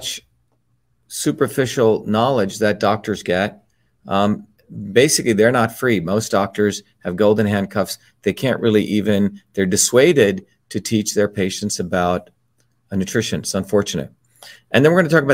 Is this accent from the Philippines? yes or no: no; India; when I was young, growing up in India